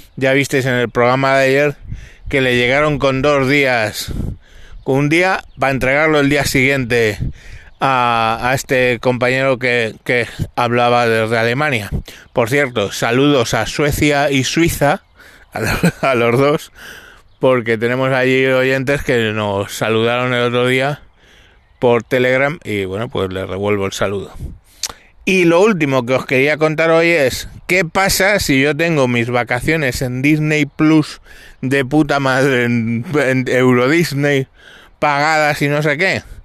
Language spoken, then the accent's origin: Spanish; Galapagar, Community of Madrid, Spain